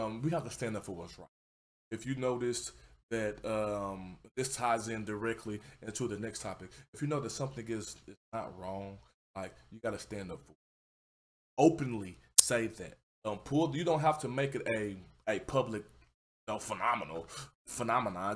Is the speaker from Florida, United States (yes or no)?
no; Houston, Texas, United States; I come from Houston, Texas. I come from third world, not a third world country. I come from third ward